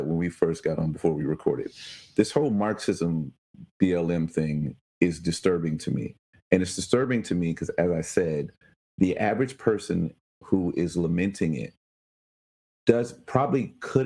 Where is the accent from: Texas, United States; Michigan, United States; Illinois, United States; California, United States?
Illinois, United States; Chicago; I was born in Chicago.